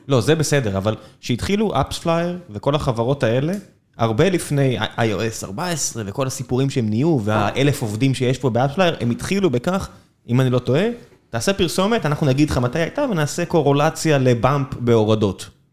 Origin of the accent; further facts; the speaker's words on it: Beersheba, Southern District, Israel; גדלתי בבאר שבע